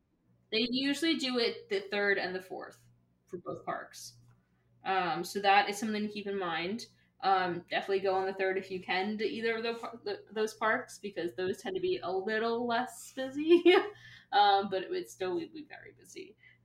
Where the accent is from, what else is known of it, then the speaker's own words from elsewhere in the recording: New Jersey, United States; Because I'm more South Jersey